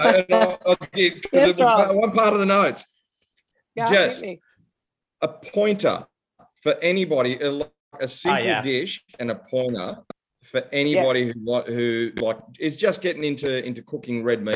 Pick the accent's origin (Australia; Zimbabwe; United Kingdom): Australia; I am a big fan of yours, like being an Aussie, like an expat and everything else.